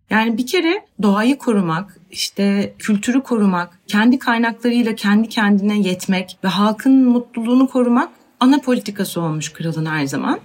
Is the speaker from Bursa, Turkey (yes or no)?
yes; Bursa, Turkey; Ben Bursa'da büyüdüm ve tek çocuğum